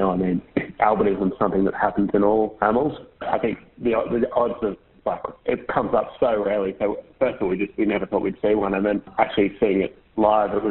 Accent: Queensland, Australia; I grew up in Queensland actually

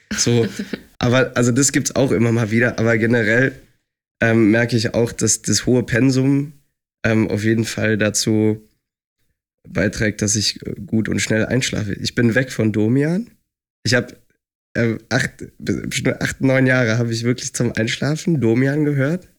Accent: Lindlar, North Rhine-Westphalia, Germany; moved away as an adult; also born or lived in Leipzig; now in Düsseldorf, Germany; Ich bin halt auf dem Land aufgewachsen

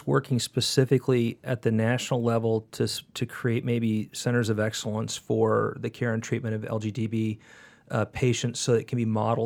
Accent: California, United States; my background, I grew up in California

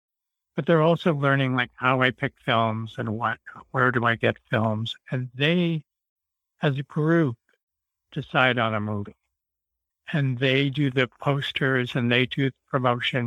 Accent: Santa Barbara, California, United States; I grew up in Santa Barbara and we went to Magic Lantern all the time

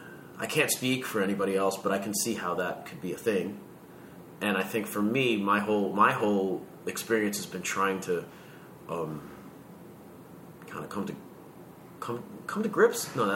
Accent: Queens, New York, United States; Right here in New York. So, when I was really little, I grew up in Jackson Heights

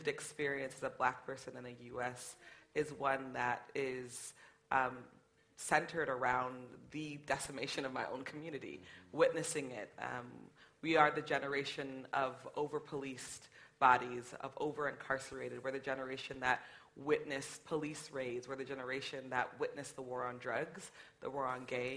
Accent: United States; growing up in the United States as a black person

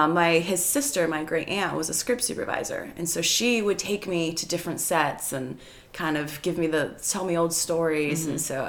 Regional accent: Los Angeles, California, United States; I was born and raised here in Woodland Hills.

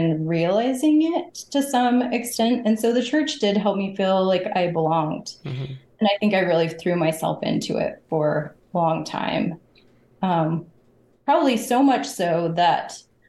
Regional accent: Bountiful, Utah, United States; I grew up in Northern Utah. So I grew up in Bountiful, which is a suburb of Salt Lake City.

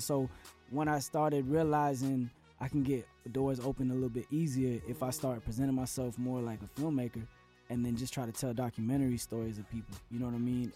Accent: Central Florida, United States; born or raised there; also born or lived in San Juan, Puerto Rico / Atlanta

